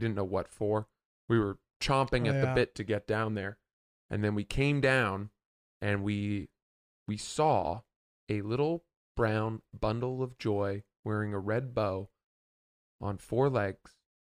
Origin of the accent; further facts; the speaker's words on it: Maine, United States; also born or lived in Atlantic Highlands, New Jersey; Back when I grew up in Atlantic Highlands. I say grew up. I lived there until I was 4, and then we moved to Maine, which was a huge improvement.